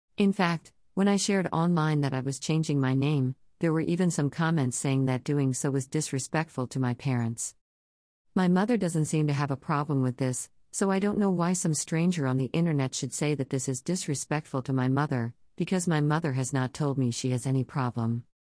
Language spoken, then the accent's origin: English; Central Texas, United States; a young queer person growing up in Central Texas churches